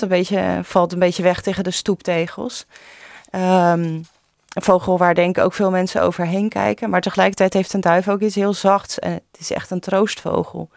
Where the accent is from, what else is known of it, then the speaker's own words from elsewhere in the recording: Vlaardingen, South Holland, Netherlands; also born or lived in Maassluis; ik ben zelf opgegroeid in Vlaardingen en mijn sluis.